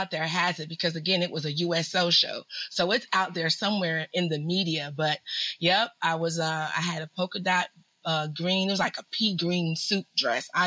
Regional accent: Washington, District of Columbia, United States; born there; also born or lived in Germany; born at the old Walter Reed on Georgia Avenue.

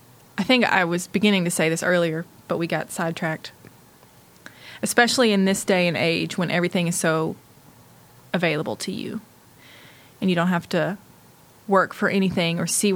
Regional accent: the South, United States; I'm from the South

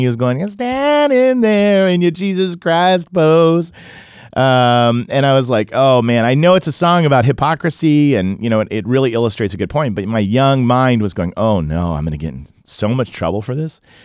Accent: Tulsa, Oklahoma, United States; somebody like me who grew up in in Tulsa

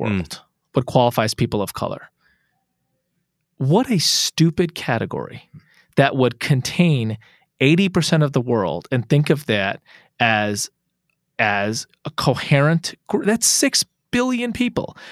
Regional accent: United States; I'm an American is smiley Muslim of Indian descent

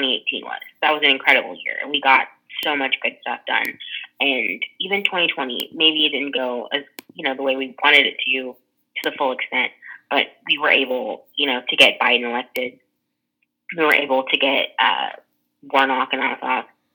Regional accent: Texas, United States; Texas, like my home state

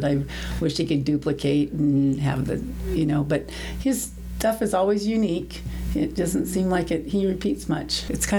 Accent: Southern California, United States; also born or lived in Montana; now in Mesquite, United States; I was raised in California, Southern California

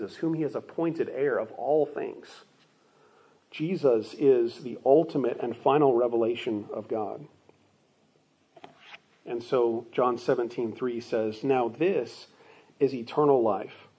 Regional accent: Phoenix, Arizona, United States; I grew up in Phoenix, Arizona

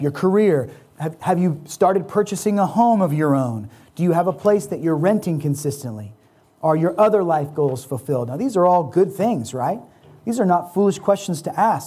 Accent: United States; As American Christians

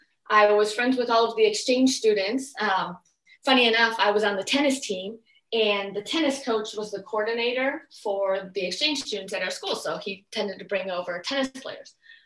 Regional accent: Monroe, Michigan, United States; moved away as an adult; also born or lived in Spain / Germany / Miami; I'm originally from Monroe, Michigan in the United States.

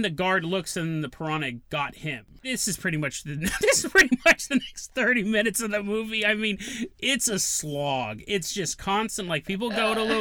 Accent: West Coast, United States; We call them air raid sirens in the West Coast

